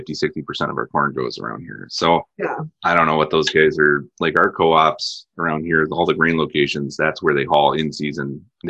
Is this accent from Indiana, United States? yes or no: yes; Northwest Indiana, United States; moved away as an adult; now in Wisconsin, United States; I grew up in Northwest Indiana